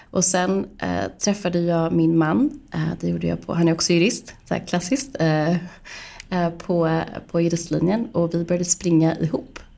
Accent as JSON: {"language": "Swedish", "town": "Stockholm", "region": "Stockholm County", "country": "Sweden", "tie": "born or raised there", "said": "Jag är uppvuxen i Stockholm, eh, valde också att eh, studera juridik vid Stockholms universitet."}